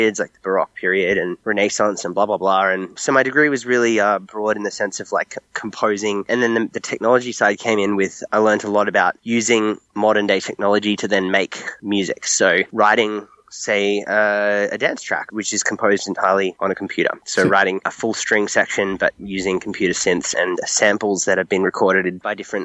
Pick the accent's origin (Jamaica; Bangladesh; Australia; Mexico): Australia; accent: Australian; moved away as an adult; now in Los Angeles, United States; I'm clearly Australian, if you can hear the accent, but I live in America.